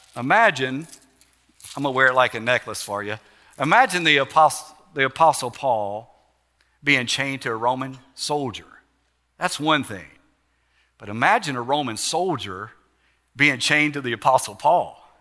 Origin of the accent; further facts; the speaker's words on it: Alexandria, Louisiana, United States; Calvary Baptist Church in Alexandria, my hometown